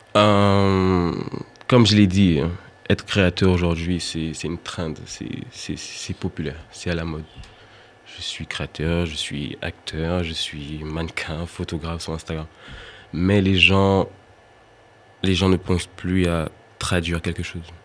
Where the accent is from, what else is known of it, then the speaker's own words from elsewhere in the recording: Martinique; en tant qu'antillais, je suis originaire de la Martinique